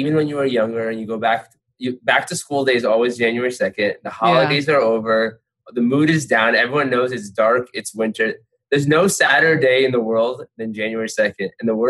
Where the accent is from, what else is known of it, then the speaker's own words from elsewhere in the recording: Fairfield, Connecticut, United States; moved away as an adult; now in New York, United States; I am 37 years old. I've lived in New York the last 15 years. I'm originally from Fairfield, Connecticut. And I basically came to New York right after college.